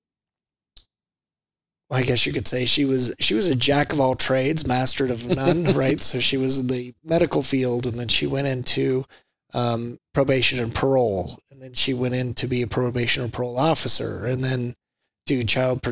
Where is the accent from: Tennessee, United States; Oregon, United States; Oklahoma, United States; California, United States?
Oklahoma, United States; Enid; I grew up in Enid, Oklahoma, a little bitty small farm town up by the panhandle of Oklahoma.